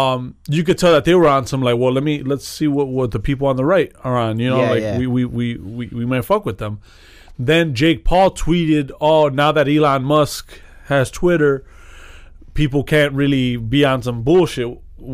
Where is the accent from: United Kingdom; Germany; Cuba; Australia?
Cuba; I'm Cuban